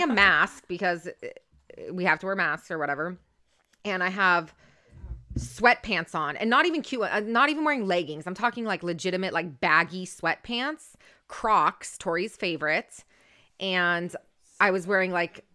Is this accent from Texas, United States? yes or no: no; Orange County, California, United States; I'm born and raised in Orange County though.